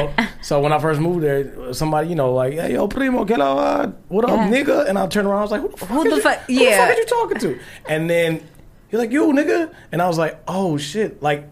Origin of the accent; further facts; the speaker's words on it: Midwest, United States; So I am from the Midwest as well.